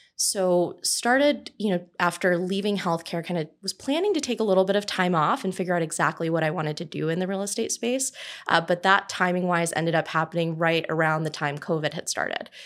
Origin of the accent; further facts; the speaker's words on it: Southern California, United States; I'm originally from Southern California